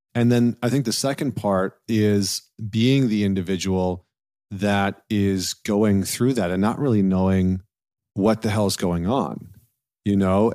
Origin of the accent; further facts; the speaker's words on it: Canada; I'm a Canadian